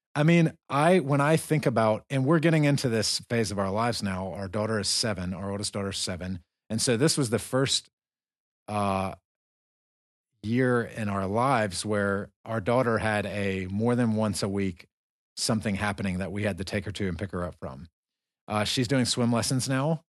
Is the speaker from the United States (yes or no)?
yes; United States; now in Dagestan, Russia; we're both Americans. We're from the United States.